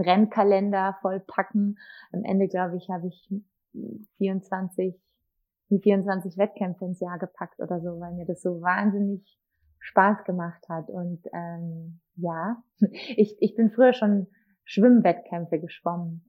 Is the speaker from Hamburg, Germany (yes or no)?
no; Markt Indersdorf, Bavaria, Germany; also born or lived in Munich; ich bin ja in Dachau, im Markt Indersdorf geboren, im Landkreis Dachau